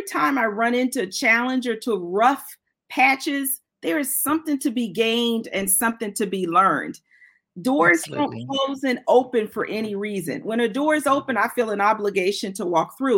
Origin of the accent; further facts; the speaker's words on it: United States; also born or lived in Switzerland; I, as an American